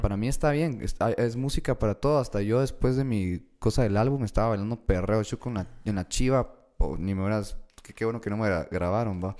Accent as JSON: {"language": "Spanish", "country": "Guatemala", "said": "soy de Guate"}